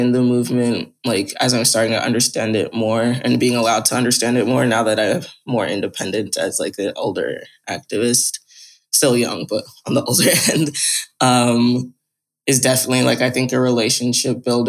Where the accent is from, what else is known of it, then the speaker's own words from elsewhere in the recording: New York, United States; I live in New York. I'm from New York.